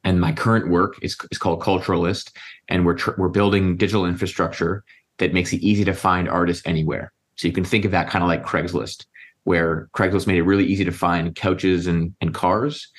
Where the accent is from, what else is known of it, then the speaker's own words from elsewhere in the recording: Dallas, Texas, United States; moved away as an adult; also born or lived in London / Canada; now in New Orleans, United States; I was born in Dallas, Texas